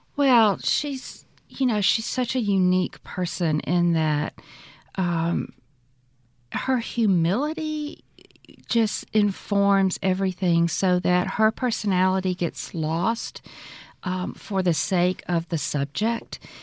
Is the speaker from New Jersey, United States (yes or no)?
no; Greenville, Mississippi, United States; I was born in Greenville, Mississippi, right in the heart of the Delta, um, in a community on the river. It's a really special place to grow up